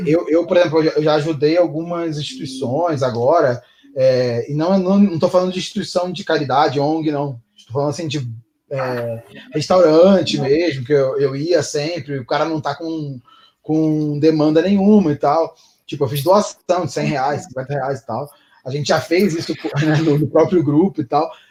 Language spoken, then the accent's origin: Portuguese; Rio de Janeiro, Brazil; moved away; eu sou carioca